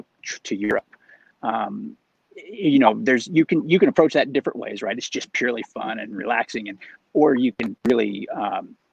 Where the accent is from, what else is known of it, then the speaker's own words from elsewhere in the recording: Oklahoma, United States; moved away as an adult; now in South Orange County, United States; I grew up in Oklahoma and spent the early part of my life there.